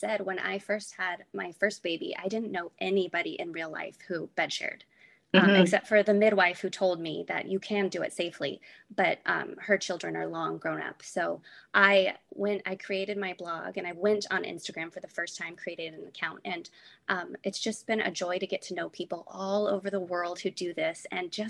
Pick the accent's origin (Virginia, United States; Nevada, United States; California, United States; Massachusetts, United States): California, United States; now in Texas, United States; I'm originally from California